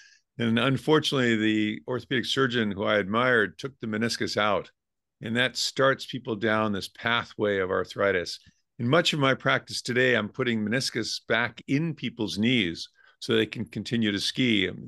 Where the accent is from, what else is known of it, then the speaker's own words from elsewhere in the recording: Rhode Island, United States; now in California, United States; I grew up in Rhode Island, so we would always go up to New England and ski.